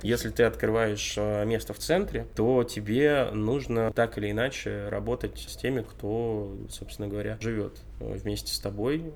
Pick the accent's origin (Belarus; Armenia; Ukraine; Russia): Russia; Vorkuta, Komi Republic; now in Saint Petersburg, Russia; детство в Воркуте